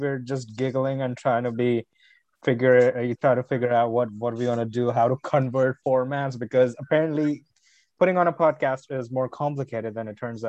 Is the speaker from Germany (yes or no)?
no; India; moved away; I am originally from India. That's where I grew up